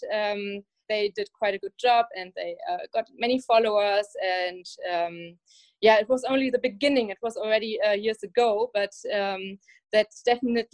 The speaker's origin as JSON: {"language": "English", "country": "Germany", "tie": "born or raised there", "said": "it's close to my hometown, the shipyard, and that's why I knew about Lürssen"}